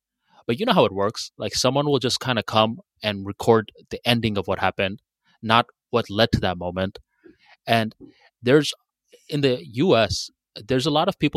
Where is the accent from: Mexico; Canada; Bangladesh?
Bangladesh; now in United States; Where I'm from Bangladesh